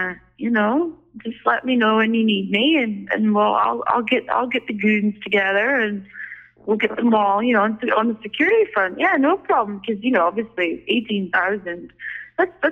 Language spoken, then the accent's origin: English; Aberdeen, Scotland, United Kingdom; back in my hometown of Aberdeen